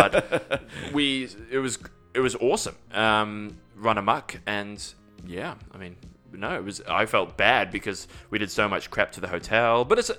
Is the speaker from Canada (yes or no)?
no; Dubai, United Arab Emirates; also born or lived in England; So born there, then moved to the Middle East, Dubai, and lived there 14 years. Educated there, half my education, yeah.